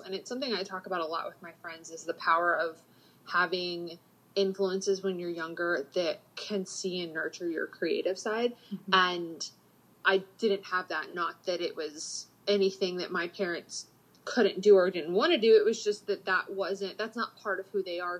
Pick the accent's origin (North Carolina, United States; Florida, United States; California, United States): Florida, United States; Panama City; moved away as an adult; also born or lived in Atlanta; I grew up in Panama City